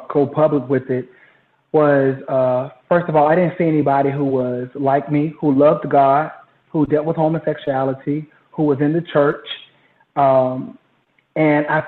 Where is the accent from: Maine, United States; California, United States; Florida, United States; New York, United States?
Florida, United States; Jacksonville; moved away as an adult; also born or lived in Houston, Texas; now in Dallas, United States; I'm originally from Jacksonville, Florida